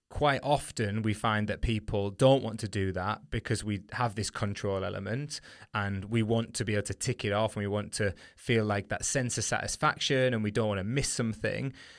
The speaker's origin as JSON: {"language": "English", "region": "the north of England", "country": "United Kingdom", "accent": "northern", "said": "Excuse my northern accent there"}